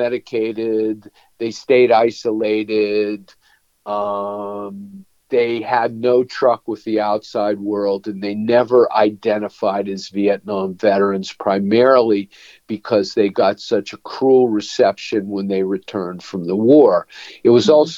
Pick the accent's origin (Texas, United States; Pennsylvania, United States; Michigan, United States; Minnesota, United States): Pennsylvania, United States; Pittsburgh; moved away as an adult; now in North Carolina, United States; I grew up in Pittsburgh.